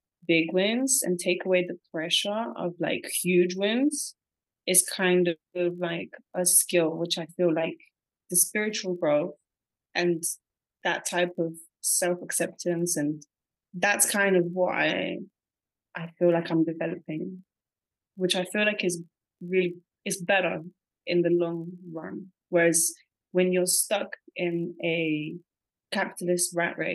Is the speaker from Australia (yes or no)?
no; Portsmouth, South East England, United Kingdom; moved away as an adult; also born or lived in Bulgaria / London; now in Cambodia; So I moved to the UK when I was 9 and I went to school there and then I went to college there and then I went to university in London. I grew up in Portsmouth, which is like a small seaside town.